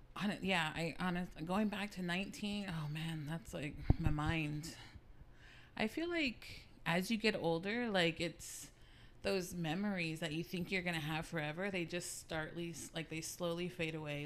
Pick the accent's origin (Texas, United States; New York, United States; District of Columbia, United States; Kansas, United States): Texas, United States; San Antonio; I grew up here in San Antonio